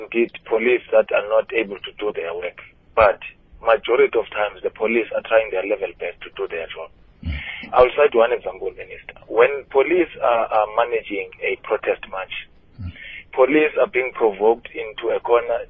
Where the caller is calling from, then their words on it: Hofmeyr, South Africa; I'm calling from Hofmeyr, ….